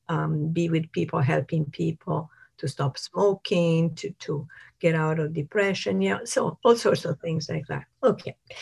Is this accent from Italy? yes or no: yes; Italy; moved away; I'm from Italy